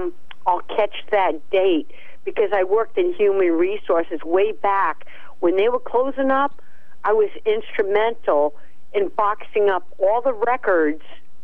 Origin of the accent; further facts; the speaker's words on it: Uncasville, Connecticut, United States; And when I was growing up in Uncasville